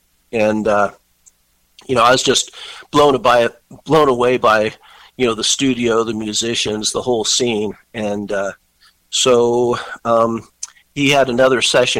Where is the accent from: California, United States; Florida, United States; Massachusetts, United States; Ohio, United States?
Ohio, United States; Dayton; also born or lived in Ferguson, Missouri / Denver, Colorado; I was born in Ferguson, Missouri, of all places, and then my family moved to Dayton. My father and mother moved to Dayton when I was five, and I grew up here